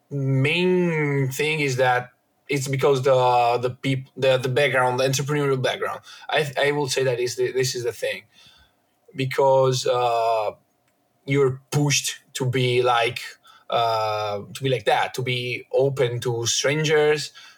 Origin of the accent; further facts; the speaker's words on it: Veneto, Italy; also born or lived in Friuli-Venezia Giulia / Turin; I still don't know if I'm from Veneto or Friuli because I live literally on top of the border of two different regions. Culturally, I feel definitely from Veneto.